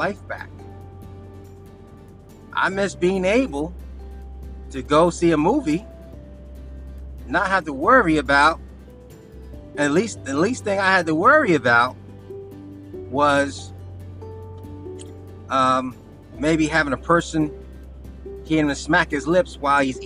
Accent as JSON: {"language": "English", "country": "United States", "said": "I'm far from embarrassed from being American"}